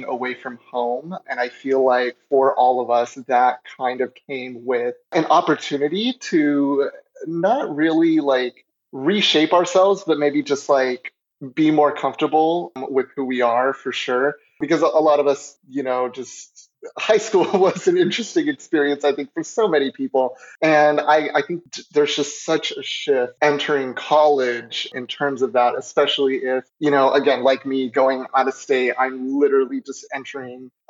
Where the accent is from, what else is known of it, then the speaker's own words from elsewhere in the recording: Colorado, United States; moved away as an adult; I currently am an out-of-state student since I'm originally from Colorado